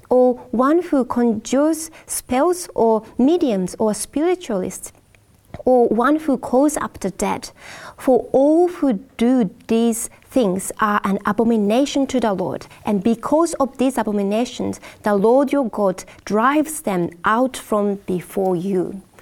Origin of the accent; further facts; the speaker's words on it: Japan; Um, yeah, I'm from Japan, and there are people believe in different gods, you know, in different nature or things like